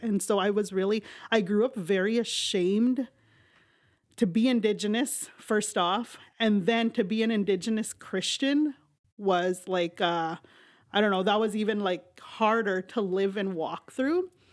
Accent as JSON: {"language": "English", "region": "Saskatchewan", "country": "Canada", "tie": "born or raised there", "moved": "yes", "said": "I grew up, uh, majority of my life on the reserve in Saskatchewan."}